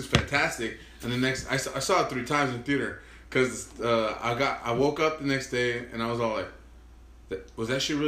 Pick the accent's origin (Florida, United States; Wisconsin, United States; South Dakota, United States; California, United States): California, United States; Westminster; we're Westminster